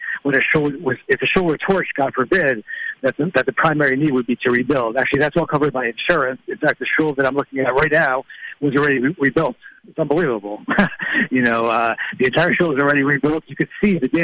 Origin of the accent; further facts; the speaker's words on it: Boston, Massachusetts, United States; my hometown in Boston